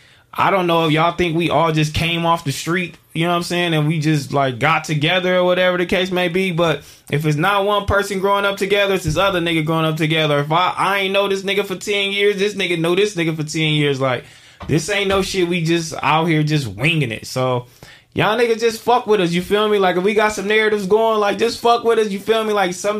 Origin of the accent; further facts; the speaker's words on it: Phoenix, Arizona, United States; We grew up on 56 and Broadway, man. Just on the other side. I'm from Phoenix, and the Fig community takes me back.